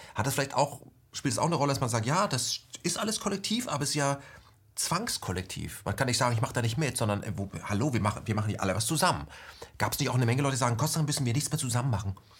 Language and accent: German; Germany; now in Berlin, Germany; ich bin nämlich in der ähm, ehemaligen BRD ausgewachsen